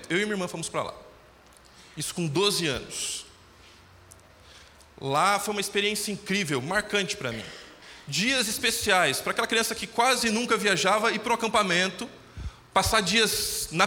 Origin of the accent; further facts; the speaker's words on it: Tupã, São Paulo, Brazil; como eu você, vim de Tupã.